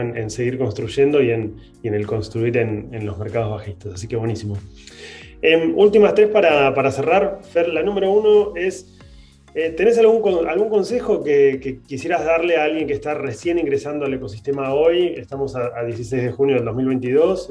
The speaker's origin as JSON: {"language": "Spanish", "country": "Argentina", "said": "tenemos nosotros como argentinos una relación con el dinero particular"}